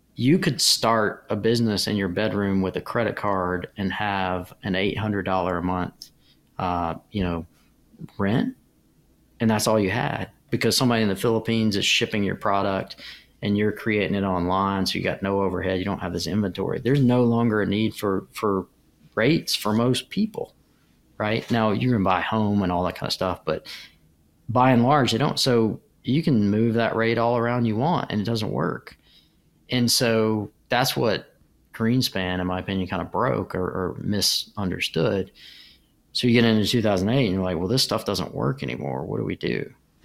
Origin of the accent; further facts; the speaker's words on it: United States; You grow up in America